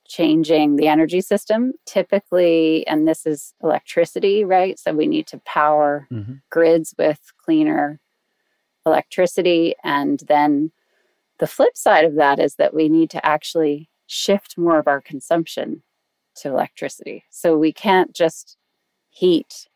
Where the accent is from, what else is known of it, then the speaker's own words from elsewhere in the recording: United States; accent: American; moved away as an adult; now in London, United Kingdom; I've been living in London since 2003, in spite of my American accent